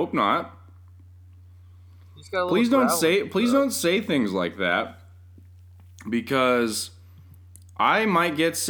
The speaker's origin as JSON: {"language": "English", "region": "Colorado", "country": "United States", "tie": "born or raised there", "also_born_or_lived": "California", "said": "I've lost my Colorado native credentials because I was born in California originally"}